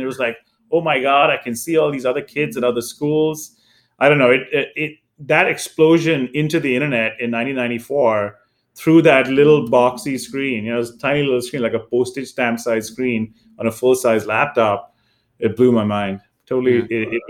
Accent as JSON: {"language": "English", "country": "India", "moved": "yes", "lives_now": "United States", "said": "And then again, as Paul mentioned, I came from India, and over the years, you know, early on, you would get newer phones in Asia, right?"}